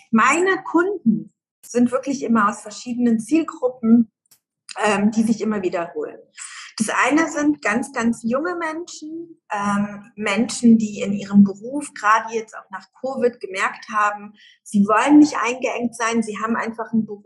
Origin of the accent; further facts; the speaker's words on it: Germany; Ich bin in Deutschland in den Kindergarten gegangen, groß geworden, Schule, Gymnasium, Abitur, Studium, alles in Deutschland, ne?